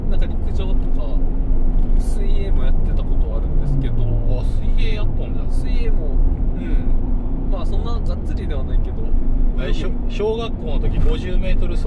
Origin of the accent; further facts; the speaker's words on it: Kagawa, Japan; moved away as an adult; also born or lived in Shizuoka; 香川生まれ香川生まれ香川育ち香川育ちです大学で静岡